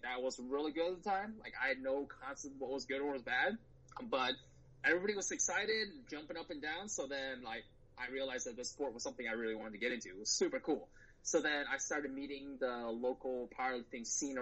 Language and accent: English; St. Louis, Missouri, United States; also born or lived in China / Michigan; I came to the U.S. when I was 7. I grew up in St. Louis, Missouri, so I'm a Midwesterner through and through